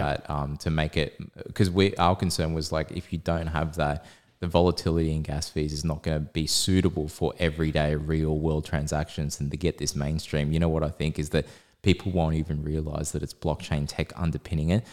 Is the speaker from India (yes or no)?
no; Australia; we're Aussie